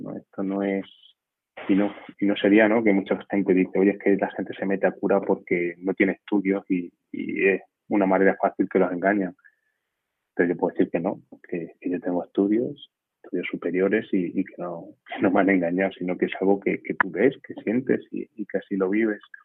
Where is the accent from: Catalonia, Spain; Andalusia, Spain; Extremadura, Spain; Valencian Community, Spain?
Extremadura, Spain; Castañar de Ibor; soy extremeño de un pueblecito que se llama Castañar de Ibor